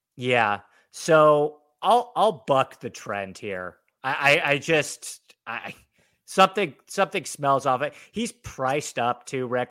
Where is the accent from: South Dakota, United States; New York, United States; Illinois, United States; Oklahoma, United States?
New York, United States; now in Los Angeles, United States; I'm from New York. I spend a fair amount of time in New York, but I'm mainly based in Los Angeles